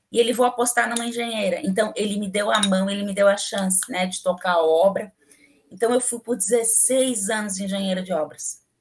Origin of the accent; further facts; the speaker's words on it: Rio Grande do Sul, Brazil; quando eu, nessas viagens para para o Rio Grande do Sul, né, lá na minha cidade, eu sofri um acidente de carro horrível quando eu tinha 13 anos de idade.